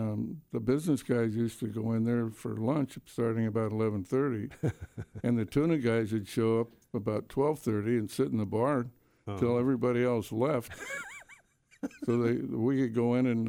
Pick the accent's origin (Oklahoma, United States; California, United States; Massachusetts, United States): California, United States; San Diego; No, I was born here in San Diego in a taxi on the way to the hospital.